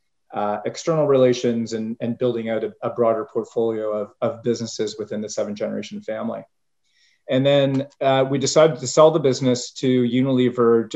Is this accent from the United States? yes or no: no; Canada; moved away as an adult; So I was born and bred in Canada and started my career there